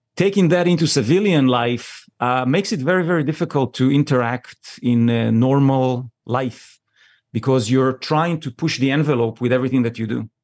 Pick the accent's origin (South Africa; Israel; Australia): Israel; born and raised in Israel